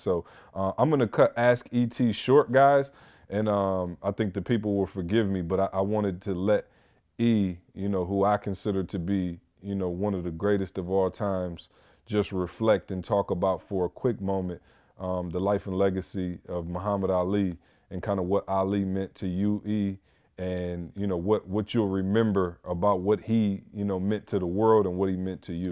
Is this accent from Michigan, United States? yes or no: yes; Lansing, Michigan, United States; in Lansing, Michigan, my hometown